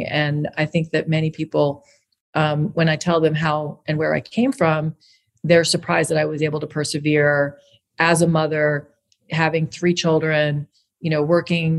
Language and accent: English; Long Island, New York, United States; growing up in Long Island, New York and going to public schools that toughened me up